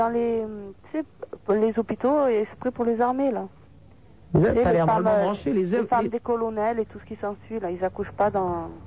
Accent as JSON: {"language": "French", "town": "Marseille", "region": "Provence-Alpes-Côte d'Azur", "country": "France", "said": "moi je suis qu'en vacances à Toulon. Moi je suis marseillaise."}